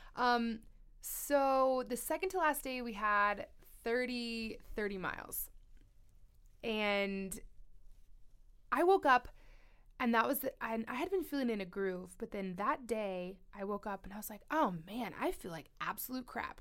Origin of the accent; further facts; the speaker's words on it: Colorado, United States; born and raised in Colorado